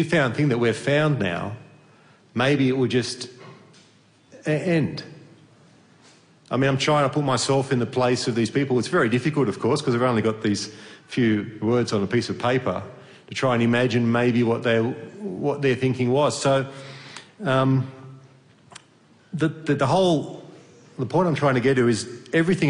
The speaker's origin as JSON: {"language": "English", "country": "Australia", "moved": "as an adult", "lives_now": "Hungary", "said": "I'm from Australia originally"}